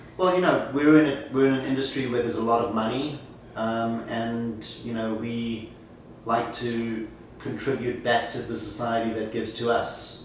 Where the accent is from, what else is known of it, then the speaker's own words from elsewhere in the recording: Johannesburg, Gauteng, South Africa; moved away as an adult; now in New York City, United States; I was born in Johannesburg, South Africa. I came to the US at the age of 21